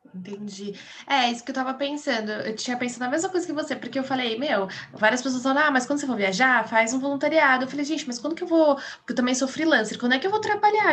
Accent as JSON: {"language": "Portuguese", "region": "São Paulo", "country": "Brazil", "said": "eu sou de São Paulo"}